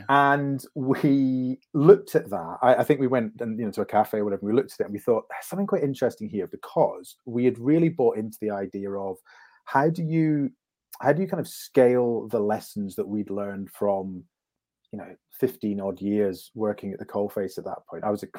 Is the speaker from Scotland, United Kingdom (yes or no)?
yes; Scotland, United Kingdom; accent: neutral; also born or lived in London; I have an overly neutral accent for reasons I'm sure won't come up in this conversation. But I grew up in Scotland, but I was in London for 14 years.